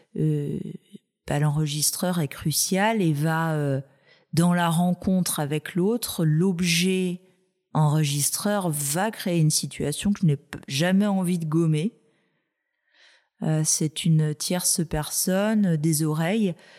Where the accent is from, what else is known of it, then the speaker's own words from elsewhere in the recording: Brittany, France; je suis bretonne